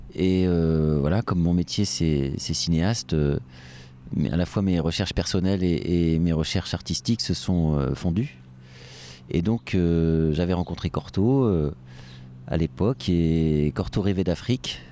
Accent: France; chez nous en France

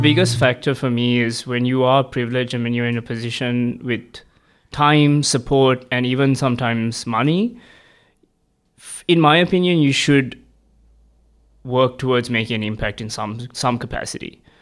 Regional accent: Sri Lanka; moved away as an adult; now in Melbourne, Australia; I'm an international student. I'm originally from Sri Lanka

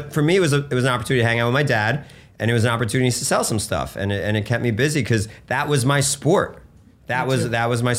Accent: Bergen County, New Jersey, United States; also born or lived in Russia; came to the States in 1980 and grew up in Bergen County, New Jersey

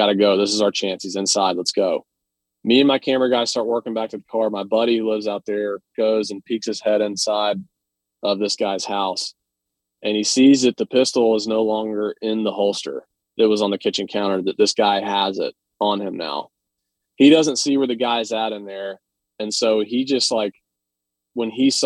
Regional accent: Atlanta, Georgia, United States; I'm from Atlanta

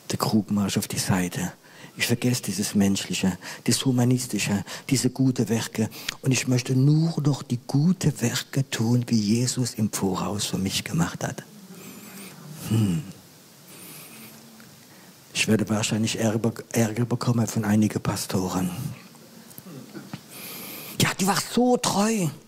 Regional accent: Grand Est, France; ich bin Elsässer, bin Elsässer.

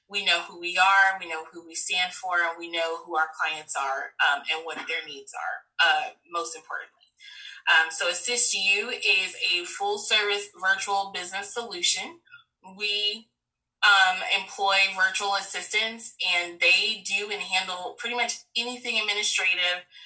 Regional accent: Tampa, Florida, United States; I am born and raised here in Tampa, Florida.

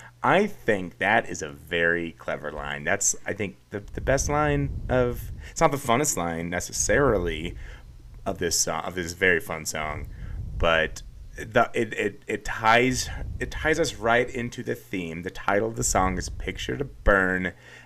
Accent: Kansas, United States; I'm from Kansas, born and raised.

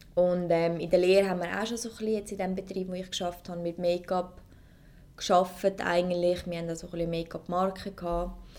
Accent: Zurich, Switzerland; ich komme aus Zürich

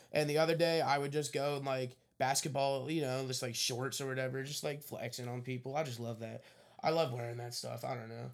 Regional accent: Philadelphia, Pennsylvania, United States; growing up in Philadelphia sports

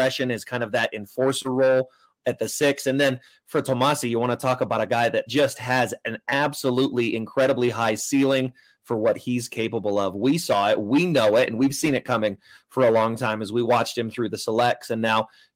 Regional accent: New Zealand; as a Kiwi

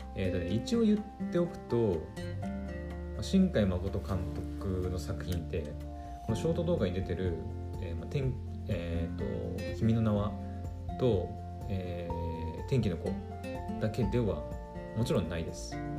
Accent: Aomori, Japan; 私の故郷青森県

